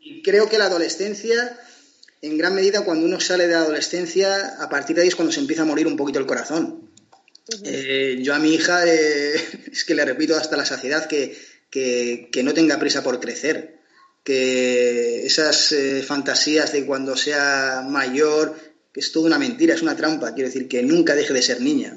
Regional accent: Portugalete, Basque Country, Spain; Portugalete, donde yo nací

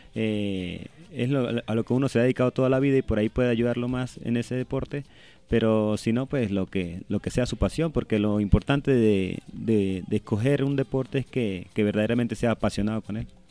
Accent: Venezuela

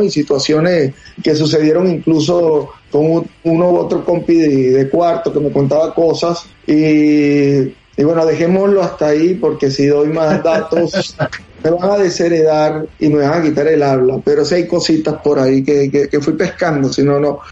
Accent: Venezuela; also born or lived in Madrid, Spain; now in Houston, United States; soy de Venezuela, pero viví oh. mucho tiempo en Madrid y y luego me vine acá

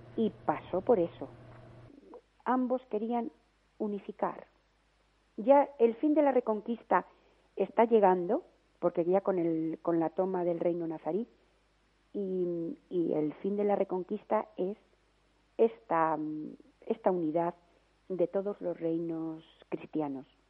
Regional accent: León, Castile and León, Spain; yo soy de León, pero mi familia es vasca

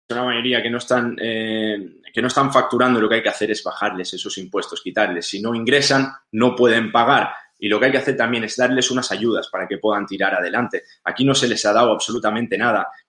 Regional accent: Catalonia, Spain; un 50% de las ocupaciones que se dan en toda España suceden en Cataluña. Somos la comunidad más afectada eh, por la ocupación.

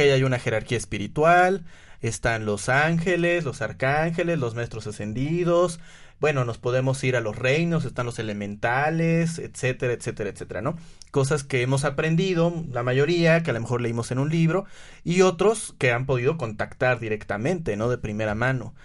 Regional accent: Puebla, Mexico; en que soy hombre, en que soy poblano

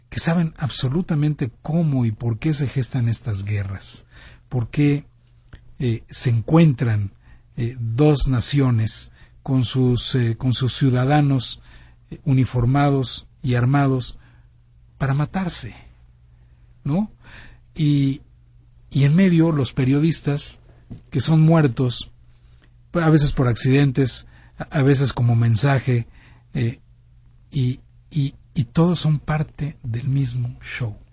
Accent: Mexico

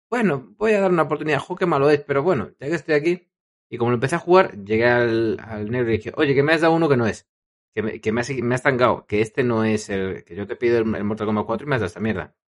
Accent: Madrid, Community of Madrid, Spain; Claro, yo como soy de Madrid, pues no hay videoclub en el pueblo que te haga chanchullos.

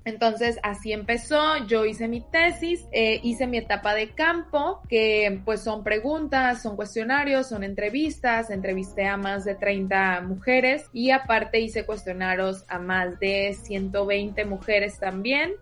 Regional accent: Sinaloa, Mexico; moved away as an adult; now in Tijuana, Mexico; Yo, como les digo, soy de Sinaloa y llegué a vivir a Tijuana hace aproximadamente cinco años

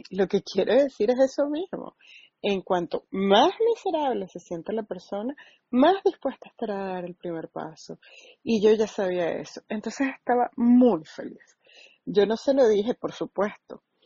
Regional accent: St. Louis area, Illinois, United States; soy de Illinois y miro el Gateway Arc. Entonces, estoy cerca de Missouri, pero bueno, me refiero a que soy como del área de San Luis

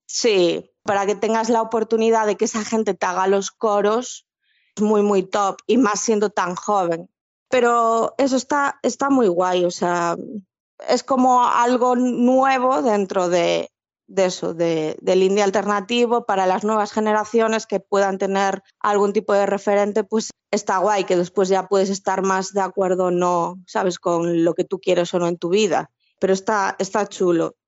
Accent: Galicia, Spain; las dos que somos gallegas en el grupo

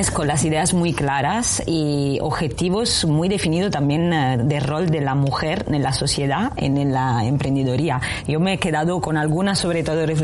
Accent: Southern Italy, Italy; accent: Italian; Spanish is a second language; moved away as an adult; also born or lived in Rome; now in Spain; Yo soy de un, vengo no de, de Italia, como se notará de mi acento, y, soy bastante del sur de Italia

